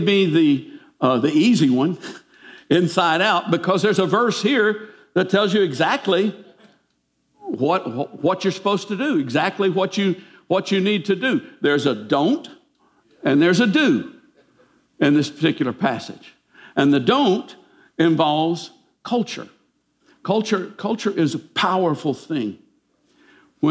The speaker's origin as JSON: {"language": "English", "country": "United States", "said": "we're American Christians."}